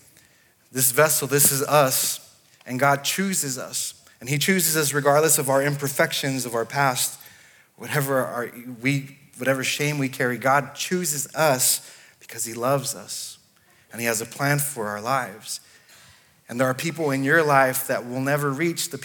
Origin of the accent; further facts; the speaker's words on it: Los Angeles, California, United States; moved away as an adult; also born or lived in Dallas, Texas / Nashville area, Tennessee / Sydney, Australia; now in Clarksville, United States; I was born in LA, in California, and we did not move to Clarksville